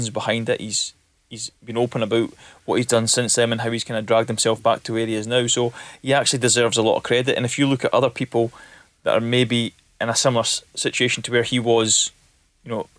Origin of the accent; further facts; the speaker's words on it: Elgin, Scotland, United Kingdom; when I was younger, I lived in Elgin